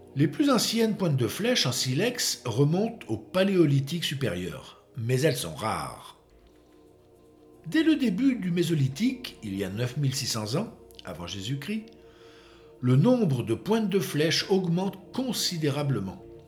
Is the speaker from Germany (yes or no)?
no; France; chez nous en France